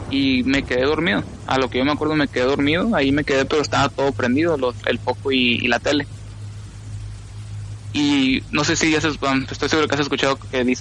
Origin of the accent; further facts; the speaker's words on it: California, United States; born there; cuando yo nací, yo nací en California.